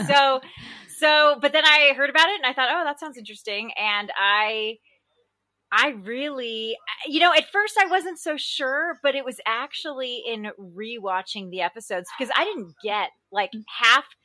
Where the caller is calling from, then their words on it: Irvine, California, United States; I am calling in from Irvine, California